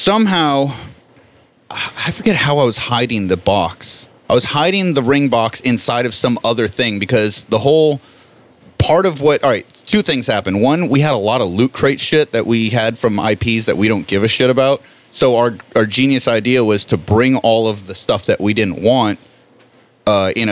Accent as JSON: {"language": "English", "town": "Miami", "region": "Florida", "country": "United States", "said": "I'm from Miami"}